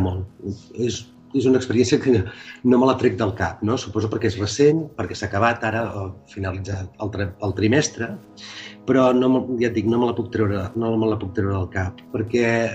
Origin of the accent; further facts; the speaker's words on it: Calella, Catalonia, Spain; also born or lived in Castelldefels; soc de Calella, per tant jo no sóc de Castelldefels